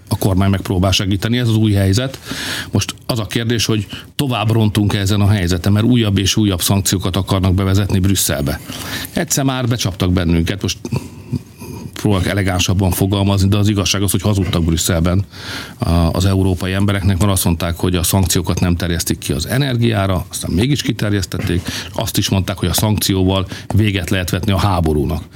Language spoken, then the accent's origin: Hungarian; Hungary; mi magyarok vagyunk